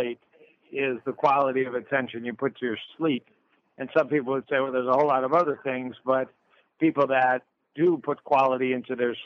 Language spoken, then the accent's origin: English; Detroit, Michigan, United States; I'm from Motown, so we move naturally in Detroit and Motown